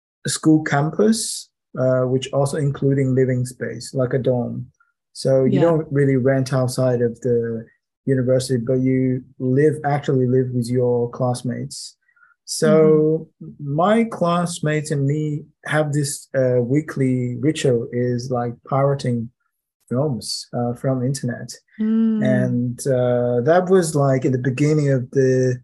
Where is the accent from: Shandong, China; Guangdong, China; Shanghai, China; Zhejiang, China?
Shanghai, China; English is a second language; moved away as an adult; Shanghai, my hometown